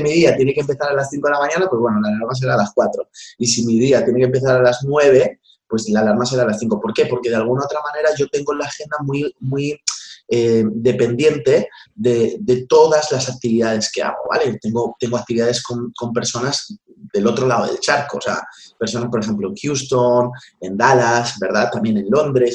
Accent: Madrid, Community of Madrid, Spain; also born or lived in Vallecas, Madrid / Valdemoro; viví en Canillejas mucho tiempo, hasta los 18 años, y después de allí, pues me, fui al barrio de Vallecas.

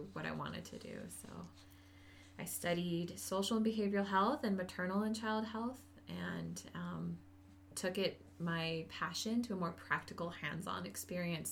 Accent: Maui, Hawaii, United States; moved away as an adult; also born or lived in Colorado; I am born and raised on Maui and went off to school on the mainland in Colorado

